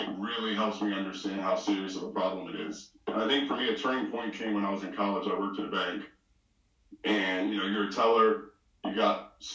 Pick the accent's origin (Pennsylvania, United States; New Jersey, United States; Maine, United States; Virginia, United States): Pennsylvania, United States; Philadelphia; I grew up in Philly. My dad is from Haiti. My mom is from Barbados